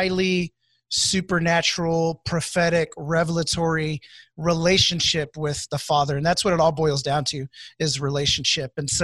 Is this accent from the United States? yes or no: yes; Houston, Texas, United States; moved away as an adult; now in Wichita, United States; I'm here in Wichita, but I'm originally from Houston, Texas. And so I moved in 2010 to Wichita